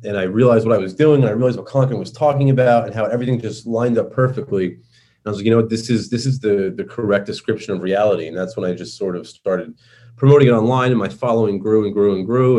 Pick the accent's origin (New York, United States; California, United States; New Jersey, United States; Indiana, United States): New York, United States; accent: New York; I speak with my New York accent